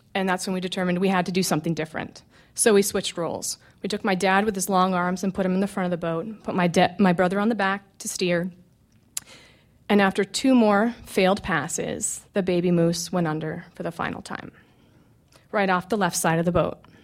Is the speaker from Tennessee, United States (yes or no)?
no; McGrath, Alaska, United States; I grew up in McGrath, which is a small village on the Kuskokwim River in interior Alaska.